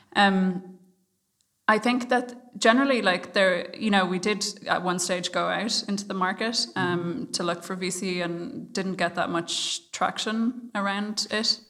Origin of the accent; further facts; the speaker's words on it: Ireland; I'm Irish